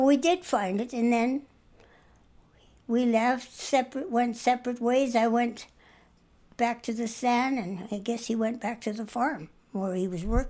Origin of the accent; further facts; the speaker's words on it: Climax, Saskatchewan, Canada; also born or lived in Fort Qu'Appelle, Saskatchewan; my hometown of Climax